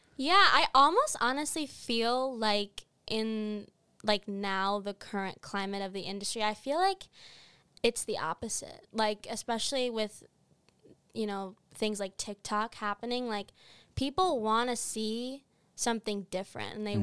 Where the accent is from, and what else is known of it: Geneva, Illinois, United States; born or raised there; moved away as an adult; now in Boston, United States